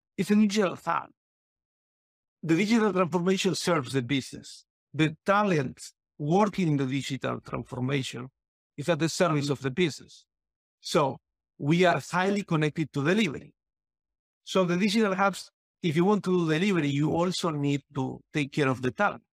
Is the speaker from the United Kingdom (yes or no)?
no; Argentina; moved away; I come from Argentina